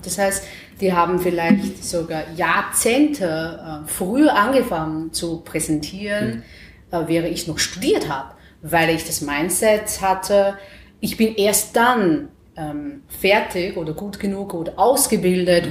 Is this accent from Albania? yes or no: no; China; German is a second language; moved away as an adult; now in Vienna, Austria; in China, also wo ich geboren bin